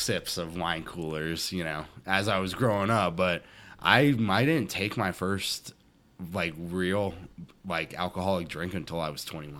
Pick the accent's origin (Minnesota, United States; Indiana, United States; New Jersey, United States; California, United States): Minnesota, United States; born there; So it's funny. I was born in Minnesota. I moved around a couple of times.